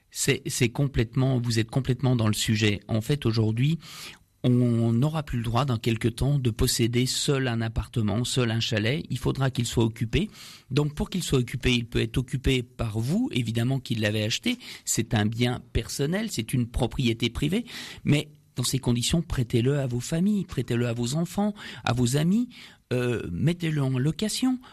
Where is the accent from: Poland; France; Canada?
France; nous sommes français